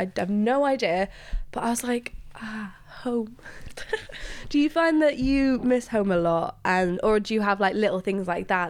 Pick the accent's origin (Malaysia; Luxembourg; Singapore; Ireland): Luxembourg; English is a second language; I am also an immigrant. And I find it, this might sound crazy, but growing up in Luxembourg, I got used to hearing